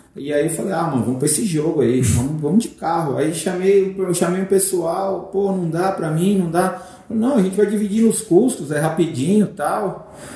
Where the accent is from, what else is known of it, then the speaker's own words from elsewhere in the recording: Brazil; nós brasileiros